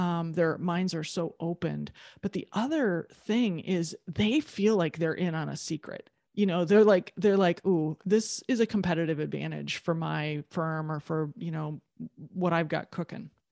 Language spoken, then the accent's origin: English; Midwest, United States; I'm from the Midwest, you know, like, you have to shovel your own sidewalk.